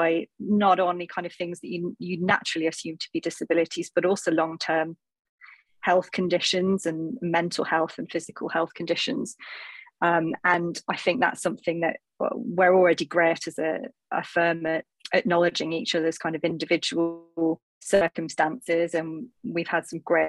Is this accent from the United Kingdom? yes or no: yes; North East England, United Kingdom; as you can probably tell from my accent, I come from the northeast of England comprehensive school